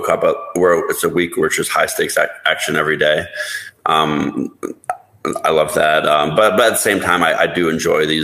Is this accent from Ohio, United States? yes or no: yes; Toledo, Ohio, United States; moved away as an adult; also born or lived in Las Vegas; growing up in Ohio, and there wasn't really casinos